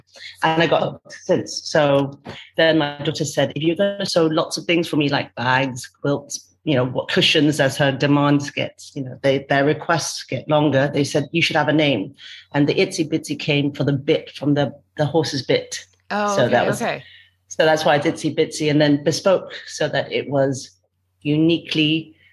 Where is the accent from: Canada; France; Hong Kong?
Hong Kong; moved away as an adult; also born or lived in United Kingdom; now in Kuala Lumpur, Malaysia; I was born in Hong Kong. My husband was also born in Hong Kong, but we were raised between Hong Kong and UK